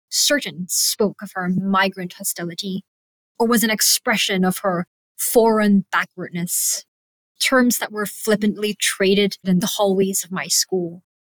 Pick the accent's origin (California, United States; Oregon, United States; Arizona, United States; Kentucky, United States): California, United States; English is a second language; podcast is a candid reflection on discovering my own personal voice, both as a young writer and migrant growing up in California.